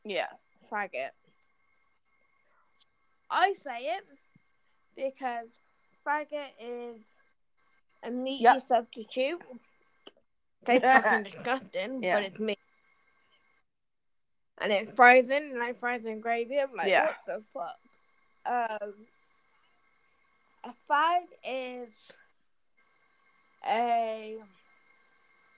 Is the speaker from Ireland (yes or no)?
no; England, United Kingdom; I'm from England